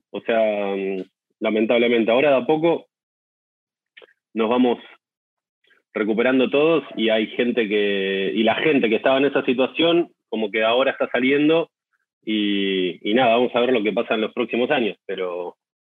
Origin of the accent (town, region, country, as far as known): Mar del Plata, Buenos Aires Province, Argentina; born or raised there